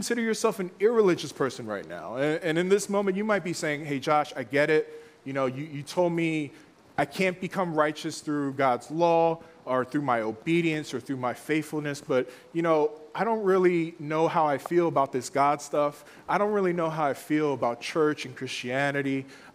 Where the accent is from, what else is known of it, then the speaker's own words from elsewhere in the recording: Philadelphia, Pennsylvania, United States; growing up in Philly